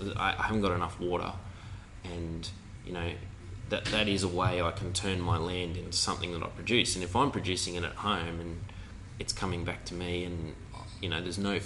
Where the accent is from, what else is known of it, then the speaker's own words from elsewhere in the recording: Gladstone, Queensland, Australia; also born or lived in Red Hill; I grew up in Gladstone on Curtis Island